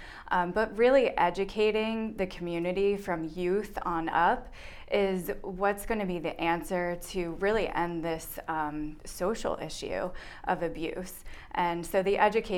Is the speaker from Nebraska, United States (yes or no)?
no; Berks County, Pennsylvania, United States; I'm from Berks County, originally. I grew up here.